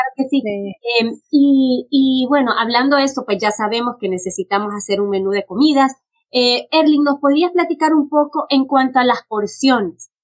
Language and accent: Spanish; Honduras; moved away; yo soy originalmente de Honduras